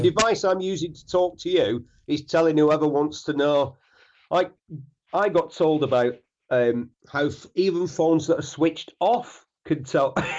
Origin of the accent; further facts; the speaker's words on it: Bury, North West England, United Kingdom; I'm a grammar school boy from Bury. I grew up in a Coronation Street, two up, two downtown, two up, two down house